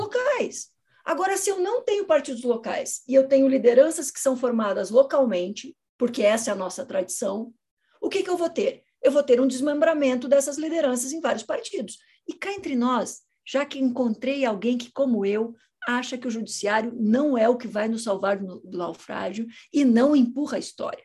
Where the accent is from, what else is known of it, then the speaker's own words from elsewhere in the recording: Curitiba, Paraná, Brazil; Eu sou de Curitiba